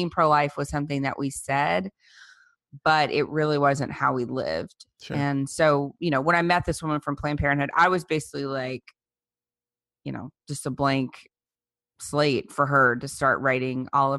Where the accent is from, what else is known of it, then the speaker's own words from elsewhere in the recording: Louisiana, United States; I grew up in South Louisiana, and there were no abortion clinics